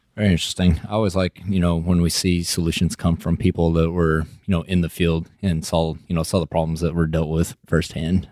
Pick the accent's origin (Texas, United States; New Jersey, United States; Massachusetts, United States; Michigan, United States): Texas, United States; West; accent: West Texas; my West Texas accent